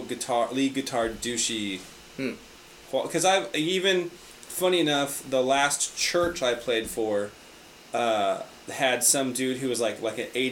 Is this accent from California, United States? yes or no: yes; California, United States; Born and raised in California